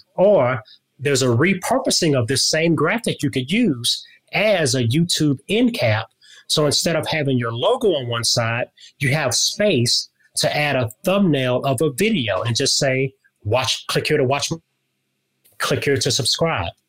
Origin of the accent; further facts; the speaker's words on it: Louisiana, United States; moved away; I'm originally from Louisiana